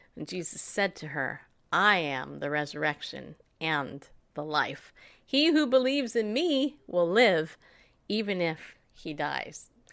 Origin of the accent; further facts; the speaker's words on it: Tennessee, United States; "Where are you from?" I'm like, "Tennessee."